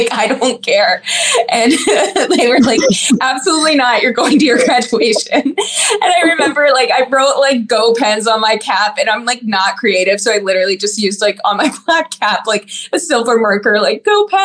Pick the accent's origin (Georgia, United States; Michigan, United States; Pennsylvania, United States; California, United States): Pennsylvania, United States; Pittsburgh; growing up in Pittsburgh